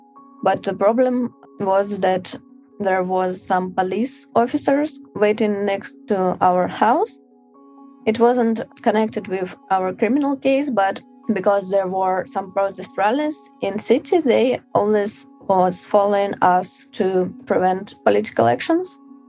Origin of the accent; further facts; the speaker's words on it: Moscow, Russia; I'm 25 years old. I'm from Moscow.